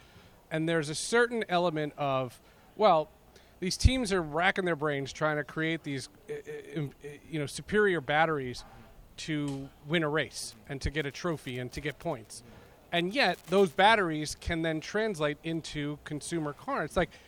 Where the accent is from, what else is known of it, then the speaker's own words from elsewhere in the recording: Northeast, United States; In America, growing up, I grew up in the Northeast.